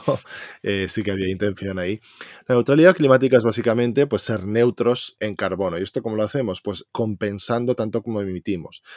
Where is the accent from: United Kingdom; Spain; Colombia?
Spain; Valencia, Valencian Community; yo que soy de Valencia